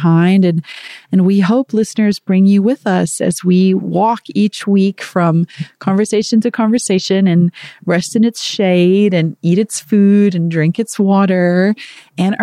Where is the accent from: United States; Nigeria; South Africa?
South Africa; moved away; I am from South Africa originally